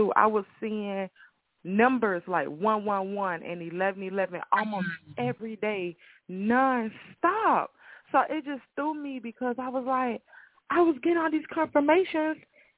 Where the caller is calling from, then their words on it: Tallahassee, Florida, United States; Yes, Tallahassee, Florida. Yes, ma'am.